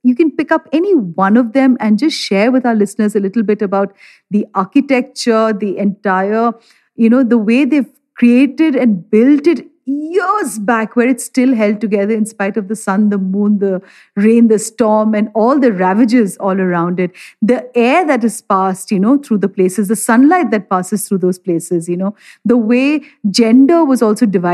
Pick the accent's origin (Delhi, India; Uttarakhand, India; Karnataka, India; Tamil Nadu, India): Delhi, India; I'm from Delhi